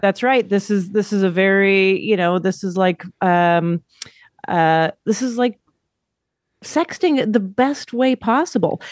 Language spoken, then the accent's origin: English; Alberta, Canada; Alberta, I grew up in Alberta